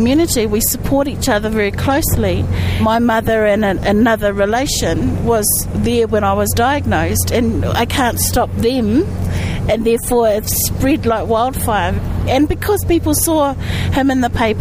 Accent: Waikanae, Wellington, New Zealand; I come from a small place on the west coast of the North Island of New Zealand called Waikanae.

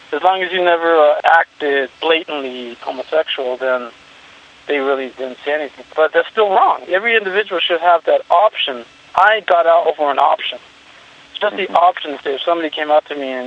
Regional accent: Santa Barbara, California, United States; now in Arizona, United States; I grew up in Santa Barbara, California.

